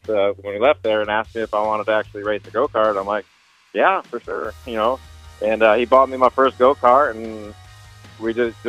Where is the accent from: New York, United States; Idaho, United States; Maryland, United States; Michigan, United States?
Michigan, United States; Monroe; now in Wichita, United States; Originally from Monroe, Michigan. Moved out to Wichita, Kansas in 2010.